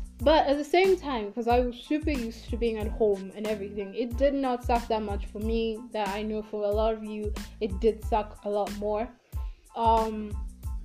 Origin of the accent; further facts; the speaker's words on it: Kenya; I'm African, and specifically I'm from Kenya